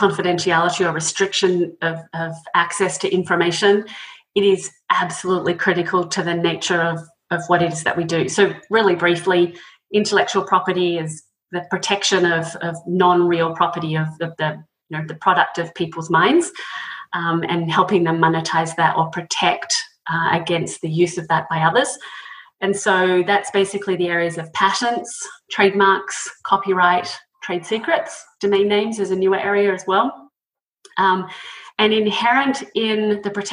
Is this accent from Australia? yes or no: yes; Australia; moved away as an adult; now in United States; as you can tell from the accent, I'm originally from Australia, but came to the States around 20 years ago